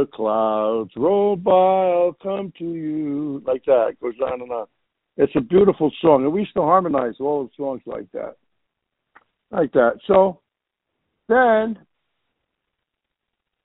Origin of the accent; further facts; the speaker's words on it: Newark, New Jersey, United States; Grew up in Newark, New Jersey, in the projects called Stephen Crane Village.